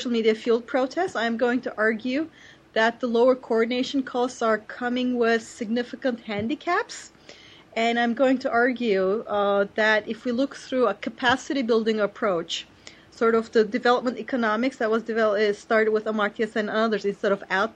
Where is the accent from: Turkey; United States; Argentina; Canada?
Turkey; it was my home country where I knew the politics inside out